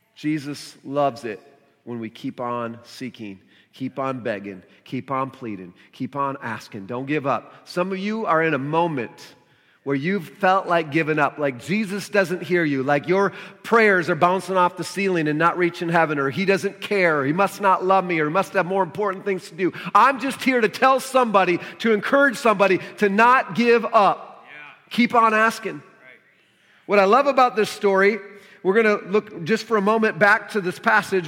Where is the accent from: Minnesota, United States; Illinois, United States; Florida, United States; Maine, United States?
Minnesota, United States; moved away; I'm from Minnesota originally